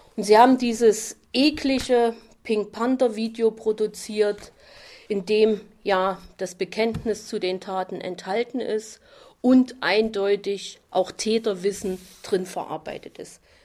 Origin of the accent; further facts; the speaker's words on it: Chemnitz, Saxony, Germany; Bei uns in Chemnitz